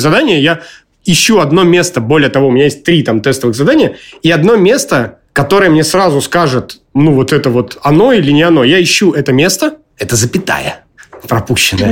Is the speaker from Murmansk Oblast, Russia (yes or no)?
yes; Murmansk, Murmansk Oblast, Russia; как я из Мурманска